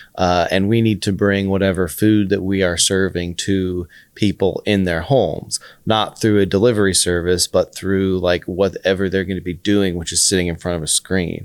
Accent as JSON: {"language": "English", "town": "Austin", "region": "Texas", "country": "United States", "tie": "born or raised there", "also_born_or_lived": "Florida State / New York City", "moved": "as an adult", "said": "I grew up in Austin"}